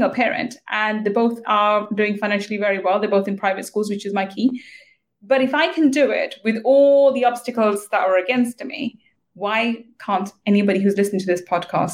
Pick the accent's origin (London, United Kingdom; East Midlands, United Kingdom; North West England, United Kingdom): London, United Kingdom; I grew up in East London